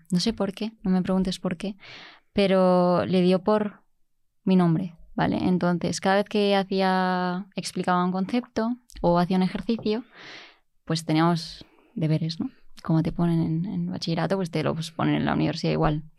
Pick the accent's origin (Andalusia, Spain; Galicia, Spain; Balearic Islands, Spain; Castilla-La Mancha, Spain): Balearic Islands, Spain; Mallorca; moved away as an adult; now in Germany; yo no soy de Madrid, soy, soy de Mallorca